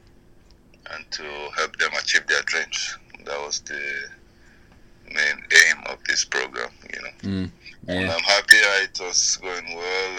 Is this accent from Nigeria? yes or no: yes; Kaduna, Kaduna State, Nigeria; moved away; I was born in Kaduna. I grew up in Kaduna.